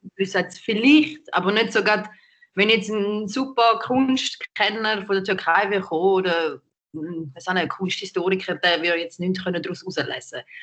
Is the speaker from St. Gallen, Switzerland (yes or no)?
yes; St. Gallen, Switzerland; now in Zürich, Switzerland; ich bin nicht da aufgewachsen. Ich komme aus St. Gallen ursprünglich